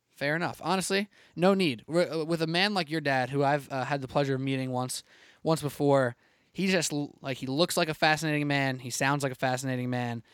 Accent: New York, United States; I'm a New Yorker. I work in New York every day

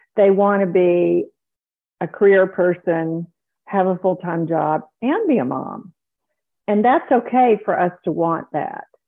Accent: South Carolina, United States; moved away as an adult; also born or lived in Dallas, Texas; I grew up in South Carolina

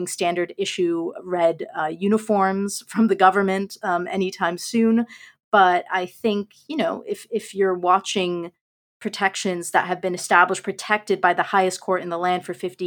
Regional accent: California, United States; my home state of California

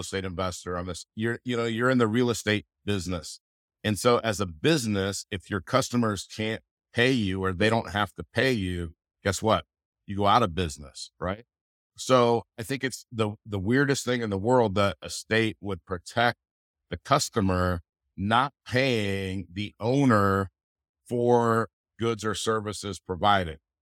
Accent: California, United States; moved away; I'm, I'm originally from California

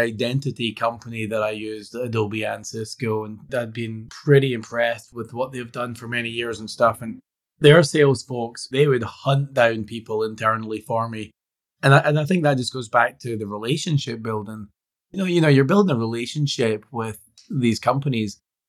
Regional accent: Scotland, United Kingdom; Yeah, being Scottish, I could subscribe to the beer test.

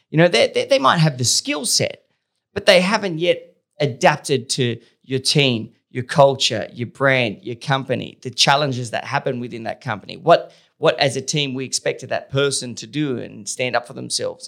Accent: Australia; being Australian

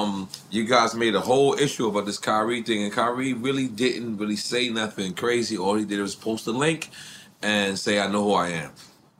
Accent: New York City, New York, United States; I'm a New Yorker, so me being an LA fan

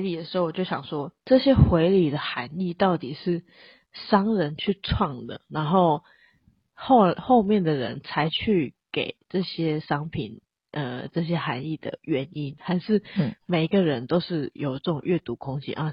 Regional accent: Taiwan; 就是我们台湾人

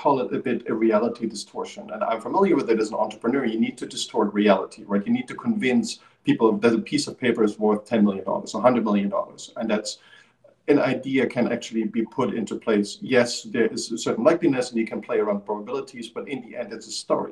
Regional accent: East Germany, Germany; I grew up in the Eastern Germany

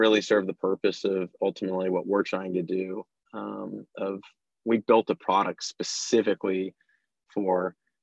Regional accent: Bay Area, California, United States; I was born and raised in the Bay Area

